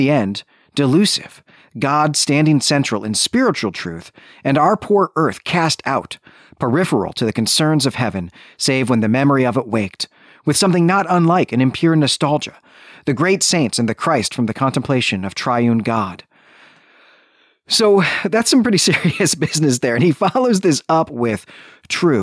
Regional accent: Midwest, United States; also born or lived in Tennessee; now in Mid-Atlantic, United States; as a Midwesterner, forcibly living in a much warmer climate

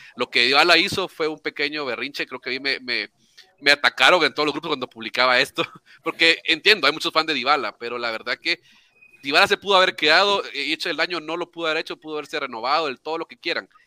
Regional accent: Nicaragua; now in Guatemala; soy, soy de Guatemala, bueno, nicaragüense, pero vivo en Guatemala.

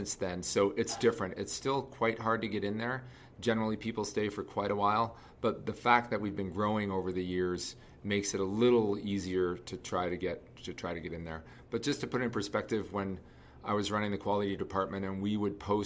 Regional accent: Canada; moved away as an adult; also born or lived in Toronto, Canada / Calgary, Canada; now in Salt Lake City, United States; I'm from Canada, and I was near Toronto, living in Toronto. And then I moved out to Calgary

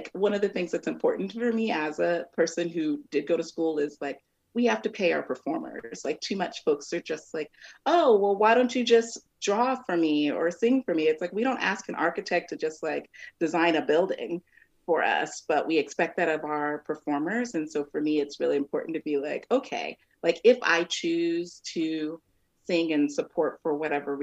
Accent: Omaha, Nebraska, United States; also born or lived in Texas; while I was born in Omaha, we moved to Texas from like the time that I was like maybe 6 months till about seven when my parents got divorced, and we moved back here

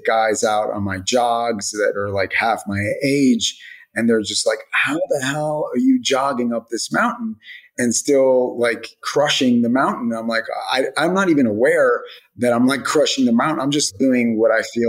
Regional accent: United States; I was raised in America

